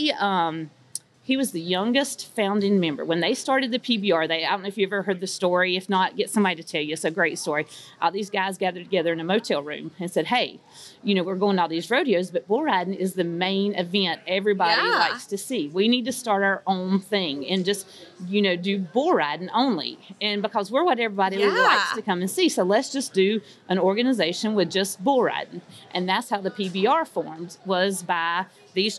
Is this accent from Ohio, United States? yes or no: no; North Carolina, United States; we're from North Carolina, by the way, so we're not from Texas